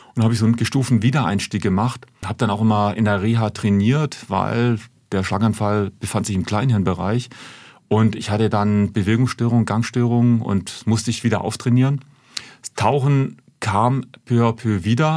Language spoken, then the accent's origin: German; Hamburg, Germany; accent: northern German; moved away as an adult; also born or lived in Ulm; Also ich bin ja gebürtiger Hamburger, ich komme ja aus Norddeutschland, hört man wahrscheinlich auch vom Dialekt her